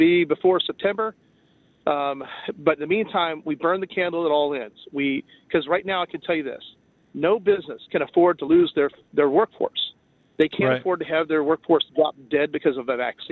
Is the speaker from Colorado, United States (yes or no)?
no; Cajun, Louisiana, United States; being a Cajun